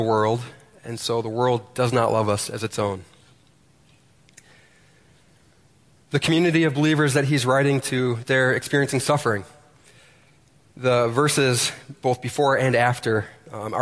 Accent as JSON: {"language": "English", "country": "United States", "said": "As American Christians"}